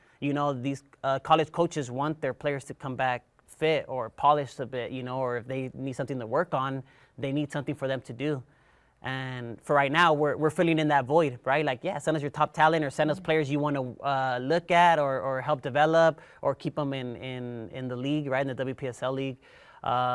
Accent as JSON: {"language": "English", "town": "Compton", "region": "California", "country": "United States", "tie": "born or raised there", "moved": "as an adult", "lives_now": "Northern Nevada, United States", "said": "I'm from Southern California, where Compton, California, Linwood, very inner city-ish, you know, where you really have to work hard. And growing up, you know, my family, My dad's from Mexico, my mom's from El Salvador, you know, and there's eight of us, and we grew up in a two-bedroom house"}